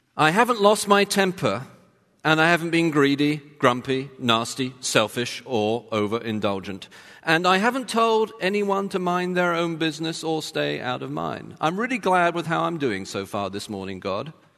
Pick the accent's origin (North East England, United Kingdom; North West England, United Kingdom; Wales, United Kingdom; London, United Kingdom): London, United Kingdom; now in Texas, United States; I'm from London. I wasn't born in Texas